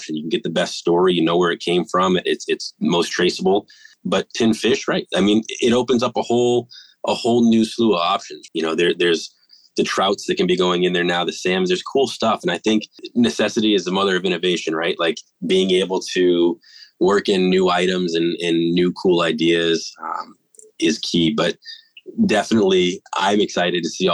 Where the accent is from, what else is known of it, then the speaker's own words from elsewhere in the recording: New England, United States; moved away as an adult; now in California, United States; I'm originally from New England.